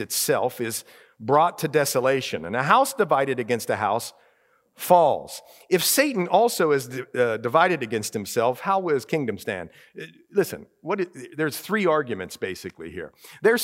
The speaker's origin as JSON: {"language": "English", "region": "Ohio", "country": "United States", "tie": "born or raised there", "moved": "yes", "said": "I grew up in Ohio"}